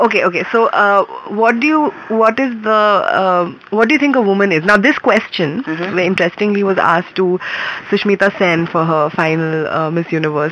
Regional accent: Mumbai, Maharashtra, India; moved away as an adult; also born or lived in Bangalore; I'm from Bombay

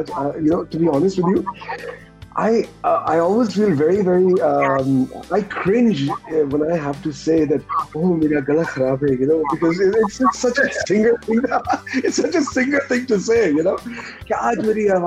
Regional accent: London, United Kingdom; born there; no, no, actually, I was born in London.

